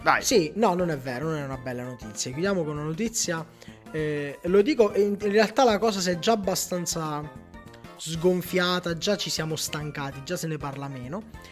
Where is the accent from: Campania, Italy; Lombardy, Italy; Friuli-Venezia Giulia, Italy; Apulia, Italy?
Campania, Italy; Pellare; a Pellare, nel mio paese